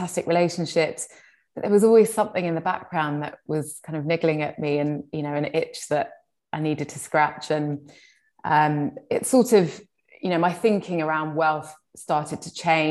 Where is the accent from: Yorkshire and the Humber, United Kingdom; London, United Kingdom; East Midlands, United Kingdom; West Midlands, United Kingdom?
London, United Kingdom; also born or lived in Hammersmith; I was born here along with my three siblings. And I grew up in a really lovely working class community in Shepherd's Bush.